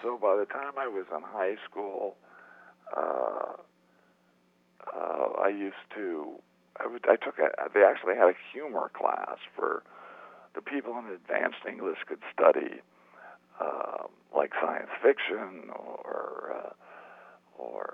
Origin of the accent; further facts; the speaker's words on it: Phoenix, Arizona, United States; moved away as an adult; I come from Phoenix, Arizona, and when I grew up, it was like a 10-horse town